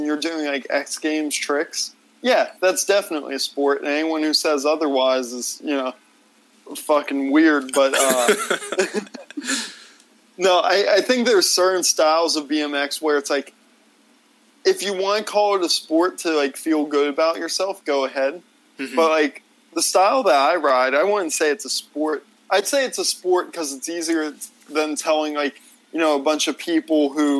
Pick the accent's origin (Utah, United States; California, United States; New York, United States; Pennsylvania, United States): Pennsylvania, United States; also born or lived in Nashville, Tennessee; I ended up moving to Pennsylvania to live with, like, grandparents and stuff.